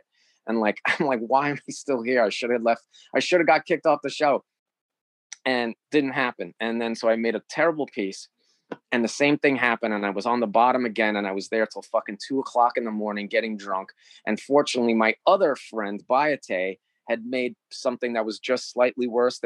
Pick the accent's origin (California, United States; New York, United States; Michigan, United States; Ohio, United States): New York, United States; I'm from New York